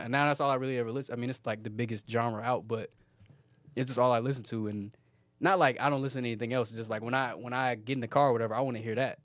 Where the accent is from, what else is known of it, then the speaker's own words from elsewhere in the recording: Petersburg, Virginia, United States; moved away; also born or lived in Atlanta, Georgia; I was born in Petersburg, Virginia, and grew up there.